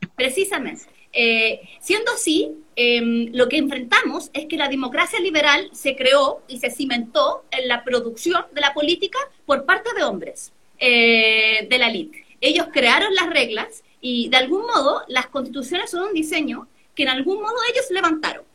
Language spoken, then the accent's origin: Spanish; San Felipe, Valparaíso, Chile; yo soy de San Felipe, que es una ciudad chiquitita que queda en el Valle Central de la Concagua